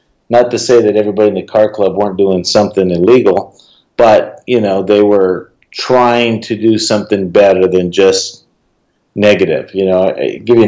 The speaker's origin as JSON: {"language": "English", "town": "Phoenix", "region": "Arizona", "country": "United States", "tie": "born or raised there", "also_born_or_lived": "Santa Fe, New Mexico", "said": "I was born in Santa Fe, New Mexico. We moved to Phoenix when I was about 6 months old. Grew up in the inner city"}